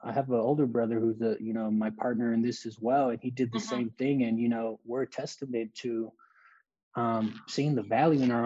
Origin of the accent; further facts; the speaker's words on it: Los Angeles, California, United States; I grew up in Los Angeles